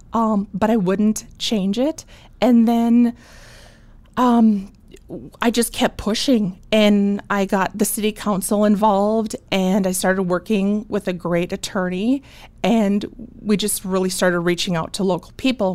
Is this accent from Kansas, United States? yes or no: no; Bismarck, North Dakota, United States; moved away as an adult; also born or lived in Moorhead, Minnesota; born and raised in Bismarck. So I'm from Bismarck